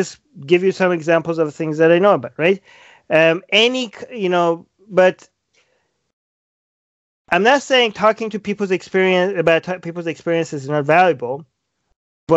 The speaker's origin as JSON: {"language": "English", "country": "Iran", "tie": "born or raised there", "moved": "yes", "said": "I was born and raised in Iran"}